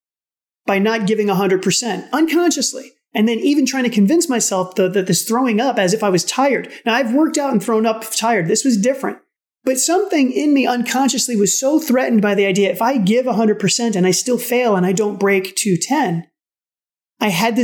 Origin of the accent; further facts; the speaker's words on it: New York City, New York, United States; I'm from the Bronx